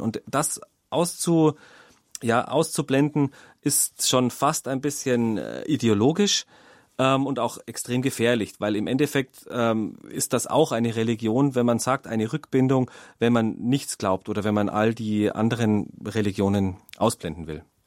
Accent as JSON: {"language": "German", "country": "Germany", "said": "bei uns in Deutschland"}